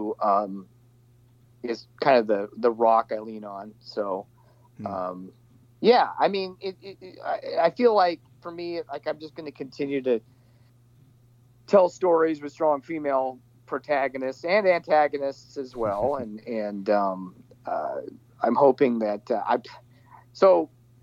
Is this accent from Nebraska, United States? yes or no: yes; Nebraska, United States; my hometown in Nebraska